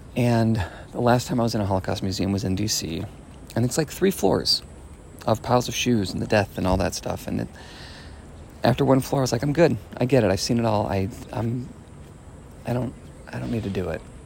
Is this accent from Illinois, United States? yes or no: yes; Chicago, Illinois, United States; moved away; From Chicago